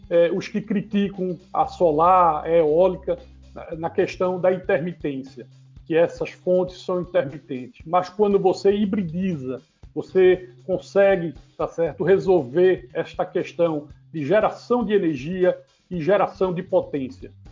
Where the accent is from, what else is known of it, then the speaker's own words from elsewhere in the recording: Northeast Region, Brazil; Então, eu acho né, como um bom nordestino, o que eu posso dizer